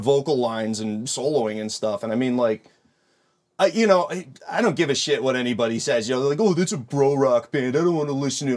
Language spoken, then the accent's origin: English; Rochester, New York, United States; moved away as an adult; now in Buffalo, United States; I'm from Rochester originally